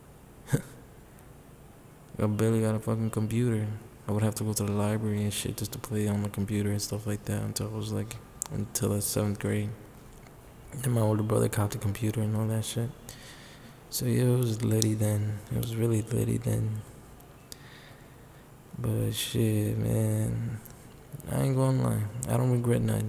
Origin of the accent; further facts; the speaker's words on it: New York City, New York, United States; I grew up in the Bronx